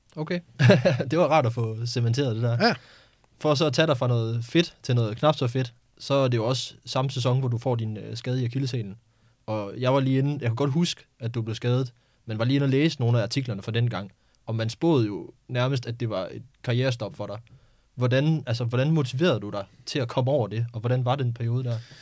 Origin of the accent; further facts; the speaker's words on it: Skive, Central Denmark Region, Denmark; kommer jeg selv fra Skive